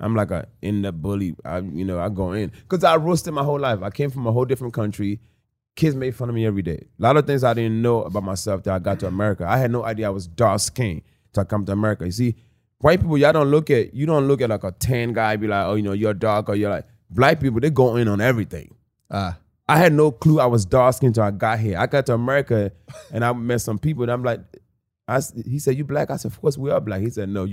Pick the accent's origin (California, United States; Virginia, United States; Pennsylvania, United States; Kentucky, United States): Pennsylvania, United States; Philadelphia; also born or lived in Newark, New Jersey / Africa; I was raised in Philadelphia